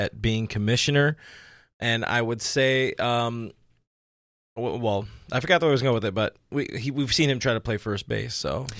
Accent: Whittier, California, United States; my hometown over there in Uptown Whittier, where things are weird and the girls are allegedly prettier.

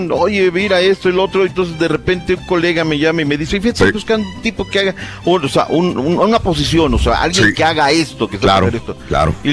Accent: Mexico City, Mexico; Pero como soy chilango, va, bueno

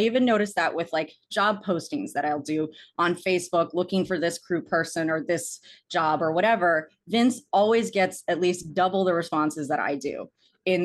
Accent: Arlington, Virginia, United States; like when I went to Chapman and I moved there from Arlington, Virginia

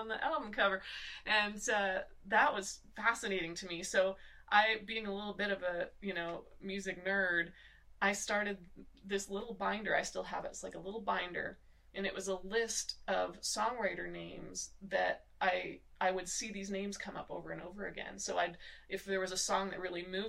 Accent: Muskoka, Ontario, Canada; I grew up in Canada in an area called Muskoka, Ontario

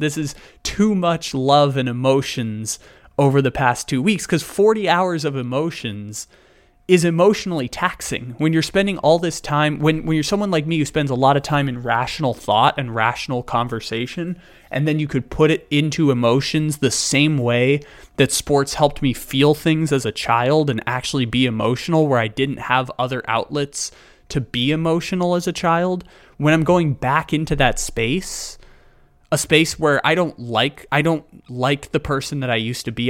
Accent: San Diego, California, United States; moved away as an adult; now in Sacramento, United States; San Diego being my hometown, I born there, grew up there until I was eighteen, go off to college in Northern California and, uh, live in Sacramento now ever since.

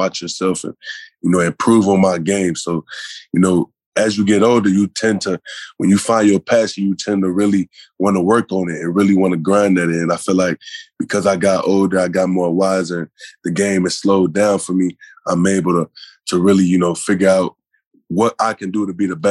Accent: Illinois, United States; growing up as a kid, you know, I'm from Illinois

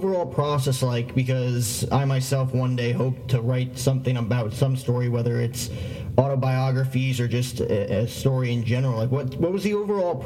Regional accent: New Jersey, United States; growing up in Jersey

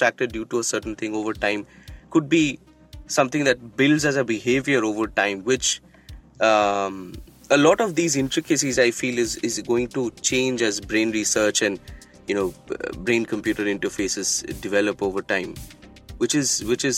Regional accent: Kolkata, West Bengal, India; I grew up in Calcutta

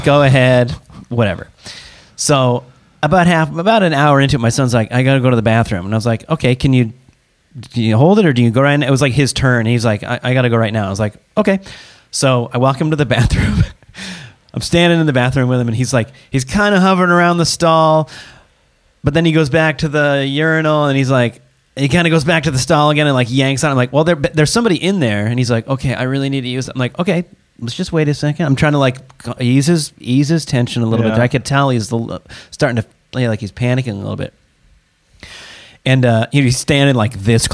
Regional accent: Seattle, Washington, United States; moved away; I'm from Seattle area. And so we traveled back home to spend some time with the grandparents

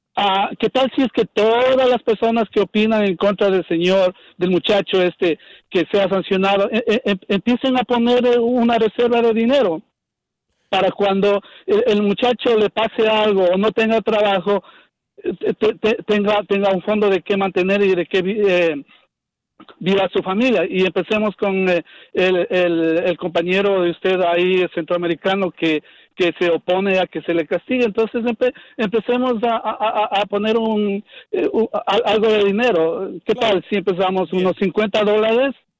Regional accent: Ecuador; now in Los Angeles, United States; el de Ecuador

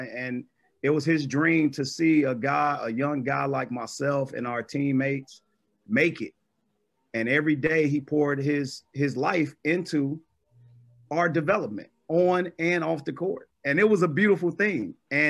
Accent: Chicago, Illinois, United States; Me being a fellow Chicagoan, I grew up born and raised on the west side of Chicago. My mom is a graduate of Weston House High School. So I've heard nothing but basketball from the very beginnings. I grew up on Holman and Roosevelt.

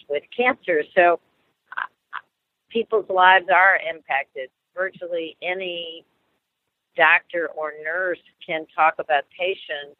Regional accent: Ohio, United States; Ohio, which is my home state

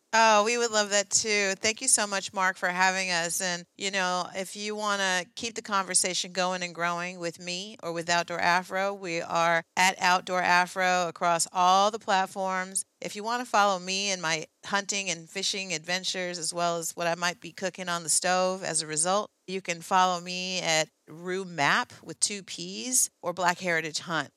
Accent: Oakland, California, United States; back home in Oakland, I grew up in the Oakland Hills, right there in the Redwoods

